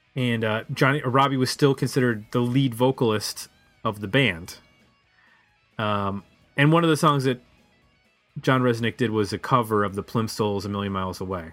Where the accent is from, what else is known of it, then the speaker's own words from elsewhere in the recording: Buffalo, New York, United States; moved away; I'm from Buffalo